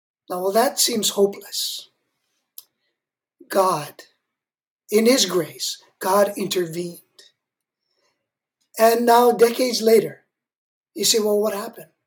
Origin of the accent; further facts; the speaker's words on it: Hawaii, United States; moved away; Hawaii, where I grew up